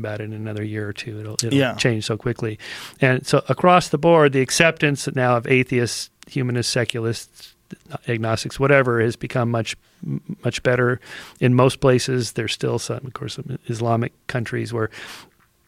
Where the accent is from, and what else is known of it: Southern California, United States; born or raised there